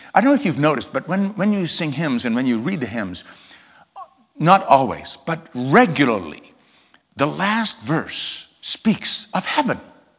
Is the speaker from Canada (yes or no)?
no; England, United Kingdom; now in Port Huron, United States; I'm from England originally, although I never really lived in England long. That's why my accent is such a mess. But we moved to the States in 1984 to Port Huron, Michigan